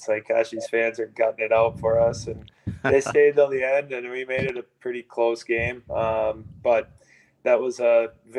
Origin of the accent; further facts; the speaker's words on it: Blaine, Minnesota, United States; I'm from Blaine, and it was a very competitive, deep team that we had.